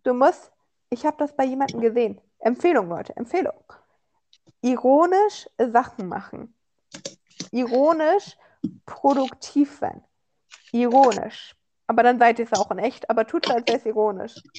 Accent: Germany; an mich als Deutscher

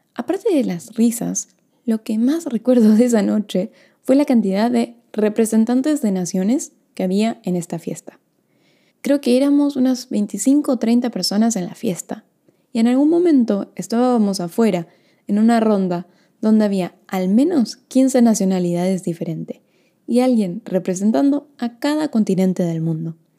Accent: Argentina; moved away as an adult; also born or lived in Norway / Sweden / United States; yo nací en Argentina, pero viví un año y medio en Noruega, dos años en Suecia, diez meses en Estados Unidos

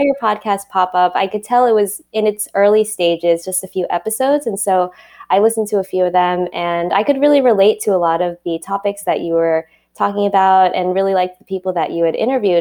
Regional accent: New York City, New York, United States; I was born and raised in Queens, in Flushing, and grew up there my whole life till I went to college

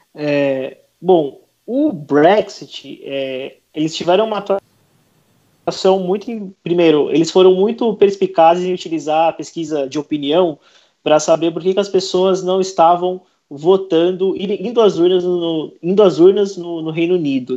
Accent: São Paulo, Brazil; eu sou de São Paulo

